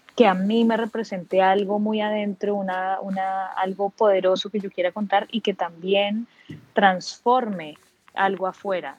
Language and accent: Spanish; Bogotá, Colombia; now in Cartagena, Colombia; Y aquí sigo en Cartagena, efectivamente soy bogotana